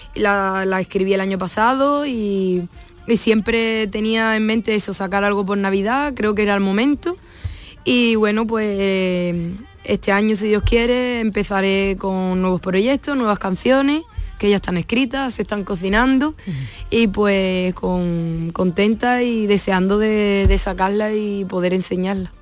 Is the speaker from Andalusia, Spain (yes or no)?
yes; Isla Cristina, Andalusia, Spain; also born or lived in Lepe; soy de Isla Cristina, aunque medio lepera también